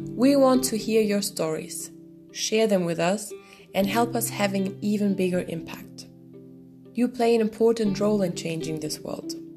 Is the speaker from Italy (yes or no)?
yes; Italy; I'm from Italy